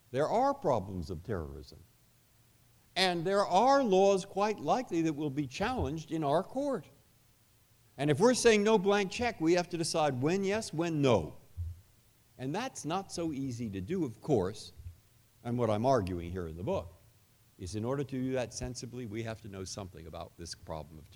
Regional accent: San Francisco, California, United States; moved away; I grew up in San Francisco. My parents were in San Francisco

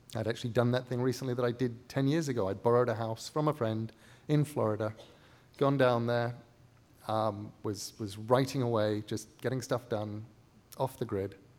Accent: England, United Kingdom; moved away as an adult; also born or lived in Midwest, United States; now in United States; as an English person coming to America

